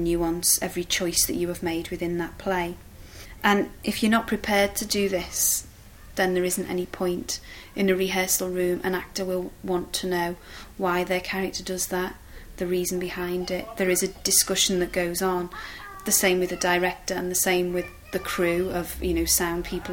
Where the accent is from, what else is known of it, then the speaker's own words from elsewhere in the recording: Liverpool, North West England, United Kingdom; I'm from Liverpool